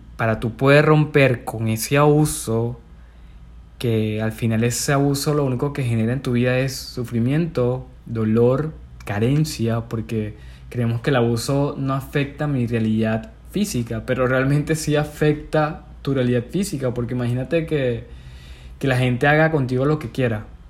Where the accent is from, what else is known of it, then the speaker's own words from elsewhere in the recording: Venezuela; moved away as an adult; also born or lived in Peru; yo vivía en Perú, pero me vine a mi, a mi ciudad natal, en Venezuela